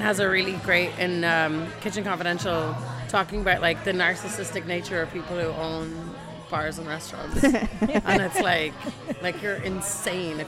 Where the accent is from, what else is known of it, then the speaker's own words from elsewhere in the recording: Ireland; now in San Francisco, United States; I'm Irish